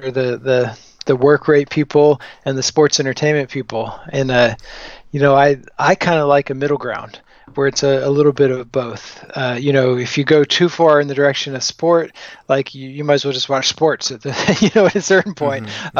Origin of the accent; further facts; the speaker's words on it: the South, United States; So I grew up mostly in the South. Like, my parents moved around some, so I had some experience with wrestling from different parts of the country, but primarily in the South.